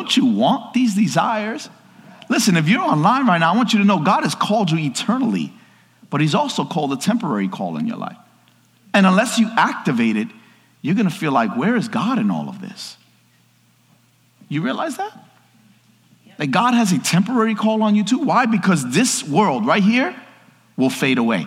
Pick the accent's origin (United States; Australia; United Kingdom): United States; New York; I'm from New York